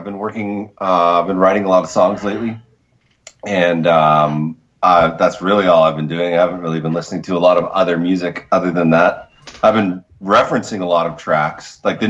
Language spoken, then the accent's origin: English; Vancouver, British Columbia, Canada; moved away; I'm originally from Vancouver